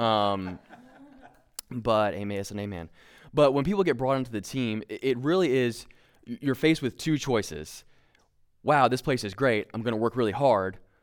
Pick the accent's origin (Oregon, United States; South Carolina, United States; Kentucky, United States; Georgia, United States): Kentucky, United States; we're both from Kentucky. We're a very proud people that don't wear shoes